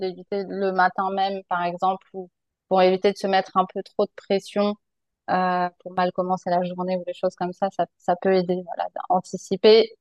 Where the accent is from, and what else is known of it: France; moved away as an adult